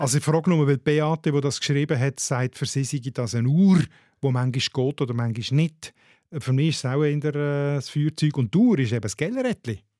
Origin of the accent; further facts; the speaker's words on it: Switzerland; bei uns in der Schweiz